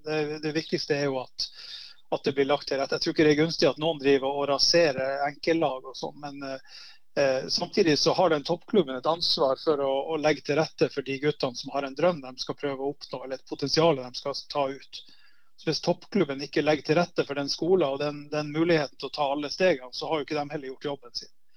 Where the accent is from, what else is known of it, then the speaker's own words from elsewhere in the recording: Narvik, Nordland, Norway; moved away as an adult; also born or lived in Haugesund / Bergen; I Narvik så var det, det var veldig si, trygt miljø å vokse opp i.